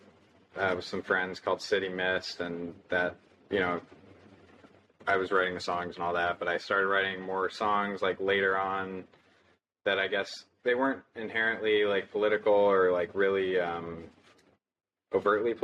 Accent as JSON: {"language": "English", "region": "California", "country": "United States", "moved": "as an adult", "lives_now": "Florida, United States", "said": "I am originally from California"}